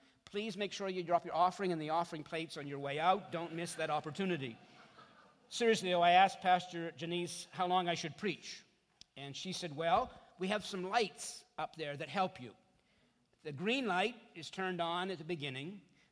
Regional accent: Canada; I'm from Canada, and so I have an accent, apparently.

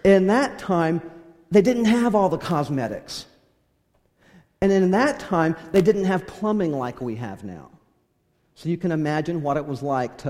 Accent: California, United States; I grew up in California

